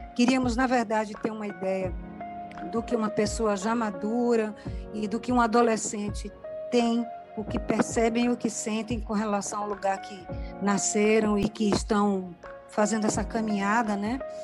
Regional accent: Salvador, Bahia, Brazil; Eu também sou nascida na Cidade Baixa

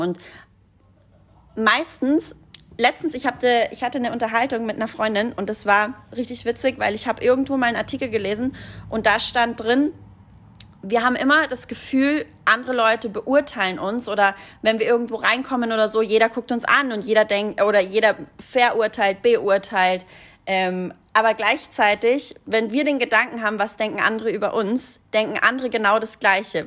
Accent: Hallein, Salzburg, Austria; moved away; Meine Heimatstadt Hallein

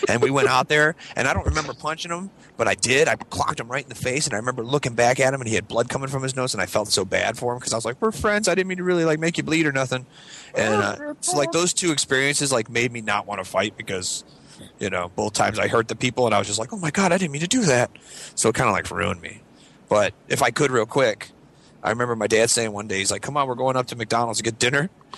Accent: Scotland, United Kingdom; I mean, come on, I'm Scottish.

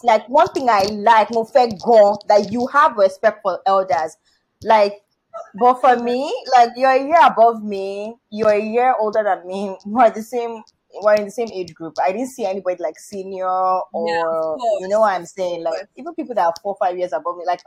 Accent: Nigeria; I'm Nigerian.

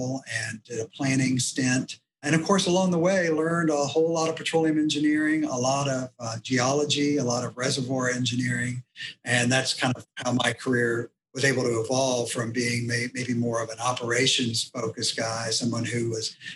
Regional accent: Houston, Texas, United States; I grew up in Houston, went to University of Texas

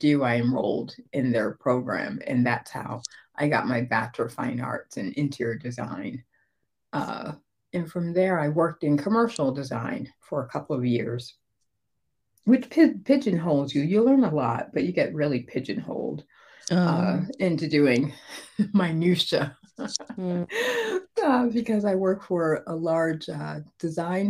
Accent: Connecticut, United States; moved away as an adult; now in Atlanta, United States; we moved here to Georgia from Connecticut. I grew up in the Northeast.

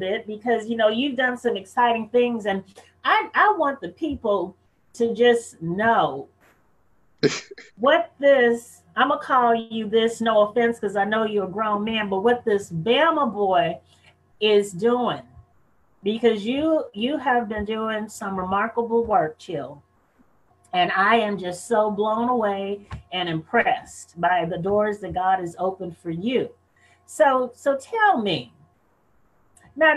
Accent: San Francisco, California, United States; I was growing up in San Francisco, California, where I'm from

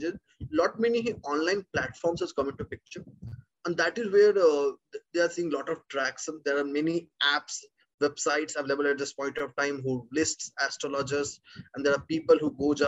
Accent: India; being an Indian background

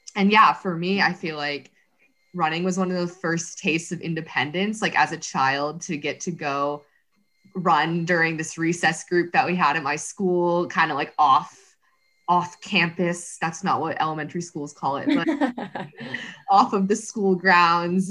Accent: Dover, New Hampshire, United States; moved away as an adult; also born or lived in Massachusetts; now in Portland, United States; I grew up in New Hampshire, ran at Dover High

